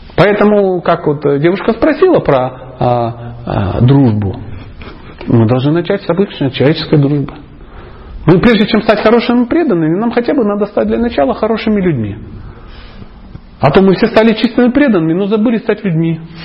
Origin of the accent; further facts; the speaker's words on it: Dnipro, Dnipropetrovsk Oblast, Ukraine; я просто мужичок из Днепропетровска